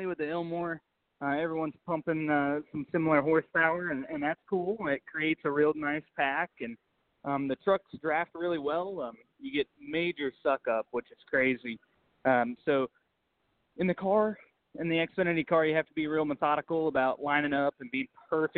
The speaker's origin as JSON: {"language": "English", "country": "United States", "tie": "born or raised there", "said": "It's my hometown"}